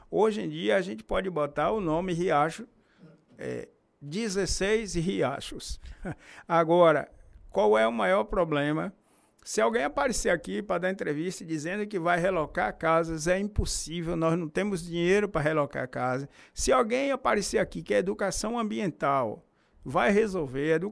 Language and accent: Portuguese; Feira de Santana, Bahia, Brazil; Lá onde eu nasci, que é Ipuaçu, na Fazenda Mergulho